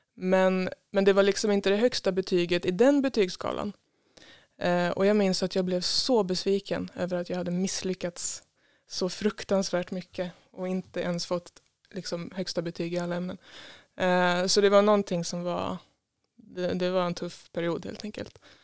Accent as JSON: {"language": "Swedish", "town": "Tidaholm", "region": "Västra Götaland", "country": "Sweden", "tie": "born or raised there", "moved": "as an adult", "lives_now": "Stockholm, Sweden", "said": "jag är född här i Tidaholm ehm, och bodde på Enebacken ehm, egentligen ända tills jag började på gymnasiet"}